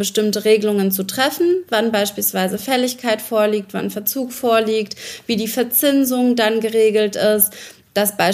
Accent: Ukraine; now in Germany; Ich komme ursprünglich aus der Ukraine, bin eigentlich Berlinerin seit, ich glaube, ähm, seit meiner Migration fast äh, 27 Jahre

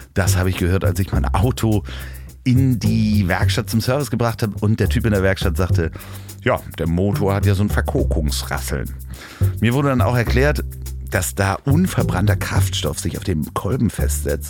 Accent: Germany; also born or lived in Hamburg; als äh, Deutscher aufgewachsen in der Schule

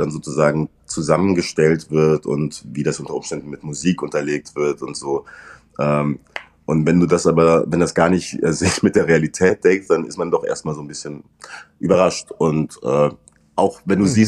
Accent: Saarland, Germany; accent: Saarland dialect; Also was ich auf jeden Fall lernen musste, ich musste meinen saarländischen Dialekt rauskriegen. Es hätte so eine leichte Färbung.

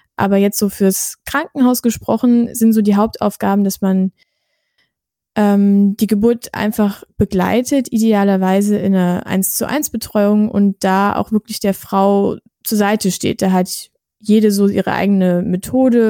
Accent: Germany; wir sind ja auch aus Deutschland

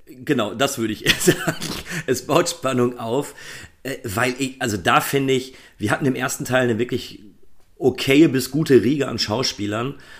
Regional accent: Germany; bei uns in Deutschland

